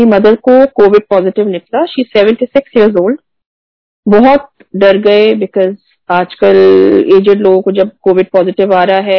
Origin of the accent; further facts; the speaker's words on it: Pune, Maharashtra, India; मैं पुणे से हूँ आप uh, गुड़गांव से हो और हम कैसे रामगढ़ में मिले हैं